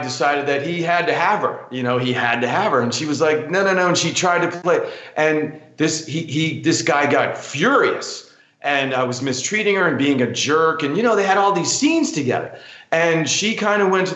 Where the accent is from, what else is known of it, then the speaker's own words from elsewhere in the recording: New York City, New York, United States; I grew up in New York City. Like I said, I'm a kid from Queens